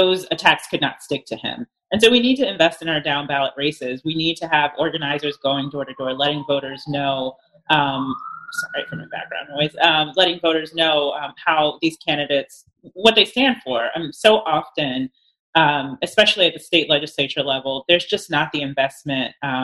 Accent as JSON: {"language": "English", "region": "North Carolina", "country": "United States", "said": "I'm from North Carolina."}